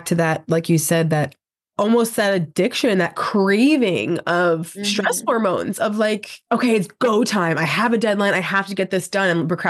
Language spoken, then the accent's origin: English; New York, United States; I am being from New York, very fast person